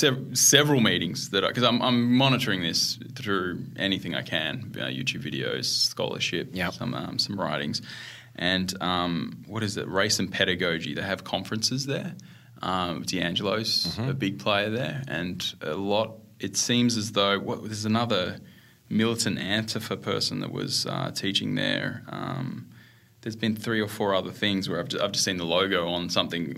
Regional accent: Melbourne, Victoria, Australia; moved away as an adult; also born or lived in Western Australia; I grew up in Australia

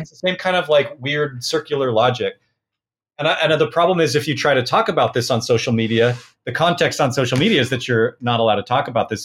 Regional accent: Portland, Oregon, United States; I was born in Portland, Oregon

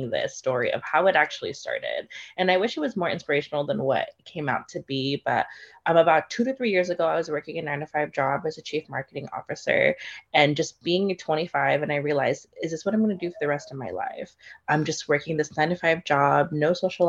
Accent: Philippines; I am Filipino

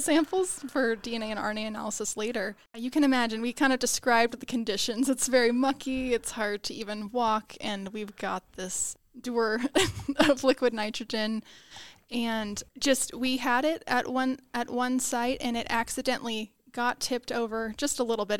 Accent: Houston, Texas, United States; I grew up in Houston, Texas

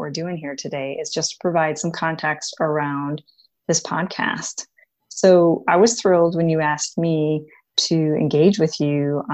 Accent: Wisconsin, United States; Midwestern gal born and raised in Wisconsin

